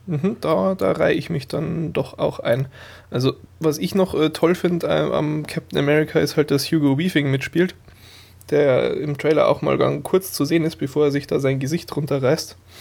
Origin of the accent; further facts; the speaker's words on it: Burghausen, Bavaria, Germany; moved away; meiner alten Heimatstadt in Burghausen